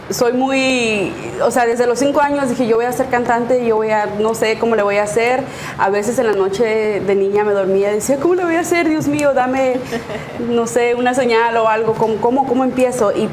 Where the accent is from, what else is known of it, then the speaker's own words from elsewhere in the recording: Sonora, Mexico; y más que yo soy de Sonora, entonces allá pura banda y puros corridos, sí.